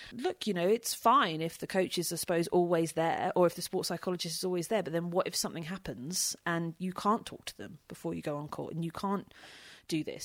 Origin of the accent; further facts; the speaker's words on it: United Kingdom; being British